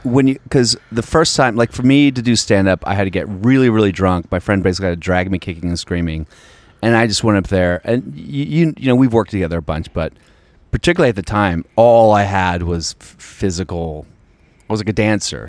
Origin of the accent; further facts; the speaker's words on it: Alexandria, Virginia, United States; I'm from Virginia, outside D C.